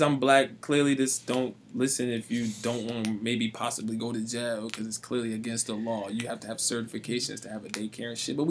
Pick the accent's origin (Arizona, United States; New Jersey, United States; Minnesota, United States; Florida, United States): Florida, United States; now in Springfield, United States; I grew up in Florida where that shit was cruel.